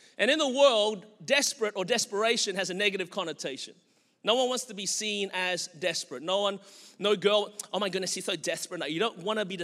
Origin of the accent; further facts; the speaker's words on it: Melbourne, Victoria, Australia; now in Anderson, United States; I was born and raised in Melbourne, Australia. That's the reason my voice is this way.